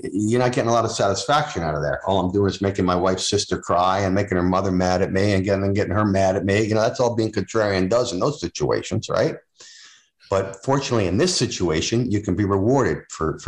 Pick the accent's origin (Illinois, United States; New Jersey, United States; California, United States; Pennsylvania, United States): New Jersey, United States; now in New England, United States; I'm from New Jersey originally